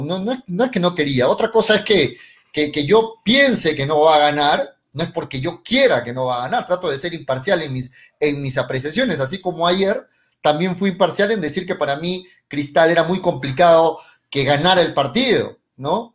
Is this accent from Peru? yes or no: yes; Peru; Hablo como peruanos